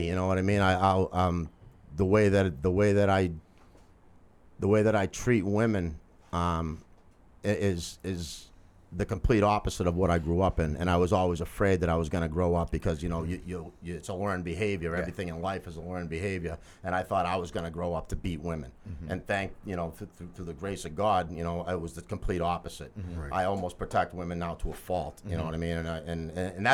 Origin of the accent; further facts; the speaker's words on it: Lowell, Massachusetts, United States; born and raised in Lowell